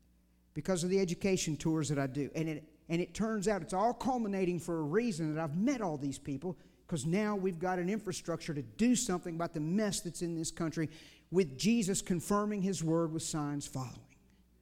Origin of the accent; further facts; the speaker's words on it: United States; he heard my accent and he said, well, what are you doing here? Who are you? And I said, well, I'm an American, obviously.